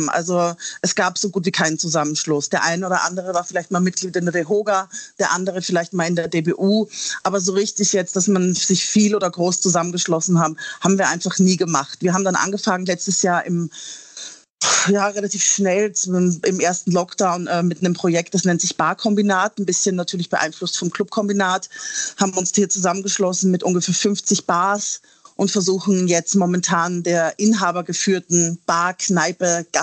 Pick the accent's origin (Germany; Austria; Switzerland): Austria; moved away; Ich komme ja ursprünglich aus Österreich und habe dort tatsächlich meinen ersten Gastrojob gehabt